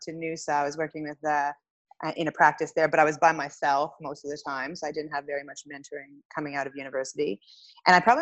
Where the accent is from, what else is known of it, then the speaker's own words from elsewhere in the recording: Winnipeg, Manitoba, Canada; moved away as an adult; also born or lived in Australia; I grew up in Winnipeg